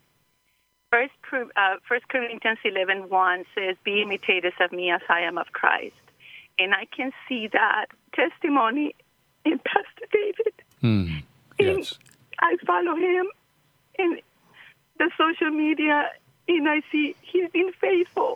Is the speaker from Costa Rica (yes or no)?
yes; Costa Rica; I'm from Costa Rica